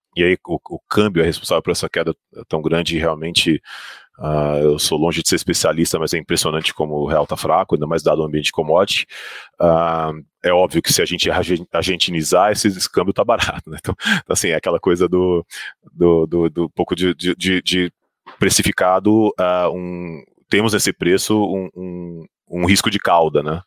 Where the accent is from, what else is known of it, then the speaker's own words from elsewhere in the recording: Goiânia, Goiás, Brazil; Eu sou de Goiânia